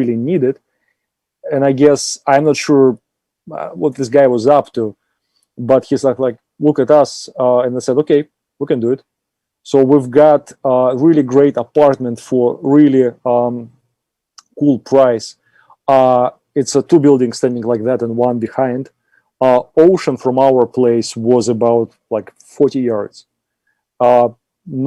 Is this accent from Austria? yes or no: yes; Austria; accent: Austrian; my lovely Austrian accent